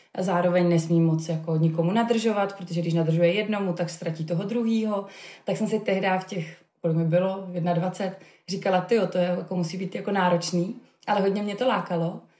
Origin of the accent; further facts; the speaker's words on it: Havířov, Moravian-Silesian Region, Czechia; moved away as an adult; also born or lived in Prague; já jsem studovala psychologii v Praze, eh, kam jsem se odstěhovala z Havířova, odkud jsem původně